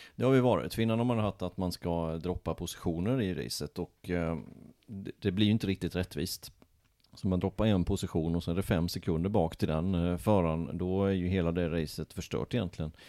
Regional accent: Småland, Sweden; moved away; Jag kommer ju från Småland, där har vi vecka sju

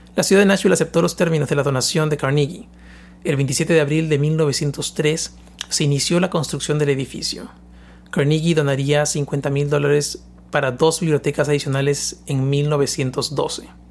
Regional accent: Peru; moved away; Yo soy de Perú

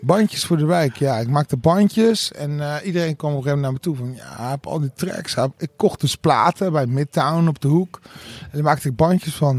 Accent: Netherlands; ik ben dus hier in het Berger ziekenhuis geboren.

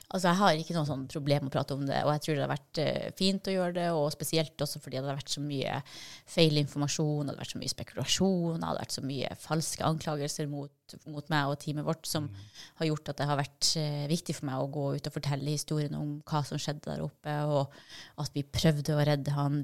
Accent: Vadsø, Finnmark, Norway; jeg er jo fra Vadsø, og der er det helt flatt

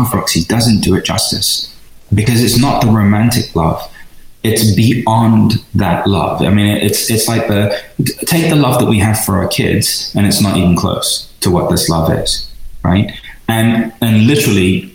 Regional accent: London, United Kingdom; moved away as an adult; also born or lived in Venice, California; now in United States; being an Indian kid in London, in order to just survive in East London.

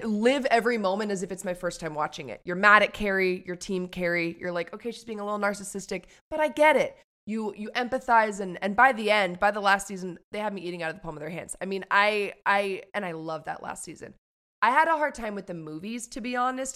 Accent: New York City, New York, United States; I grew up on the Upper West Side

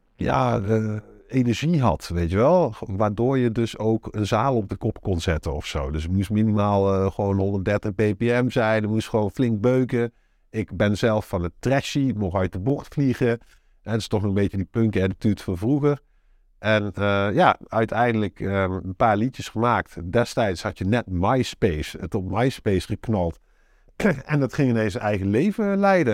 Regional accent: North Brabant, Netherlands; moved away as an adult; also born or lived in Enschede / Limburg; now in Sittard-Geleen, Netherlands; Ik kom oorspronkelijk uit Brabant

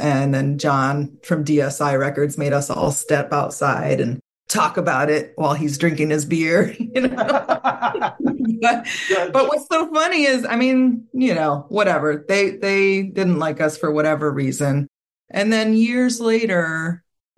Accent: Southern Maryland, United States; who I grew up with in Southern Maryland

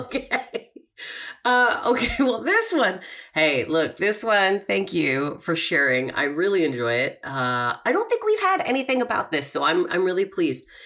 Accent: Calgary, Alberta, Canada; moved away; I'm from Calgary

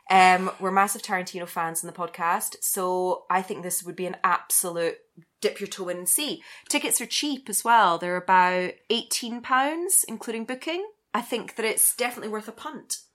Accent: Scotland, United Kingdom; I'm Scottish.

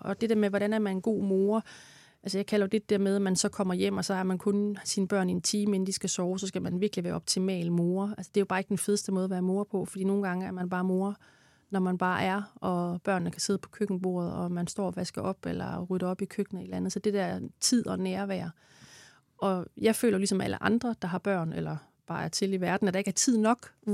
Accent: Denmark; moved away; nu kommer jeg fra Jylland

